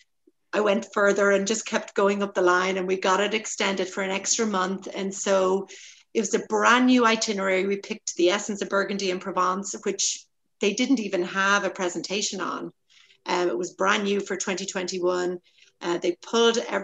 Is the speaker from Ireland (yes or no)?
yes; Dublin, Leinster, Ireland; moved away; I'm originally from Dublin, Ireland